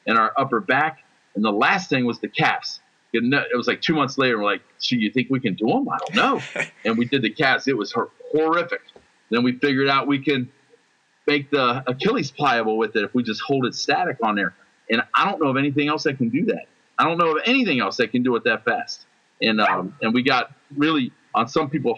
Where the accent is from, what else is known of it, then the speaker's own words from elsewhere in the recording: United States; I'm an American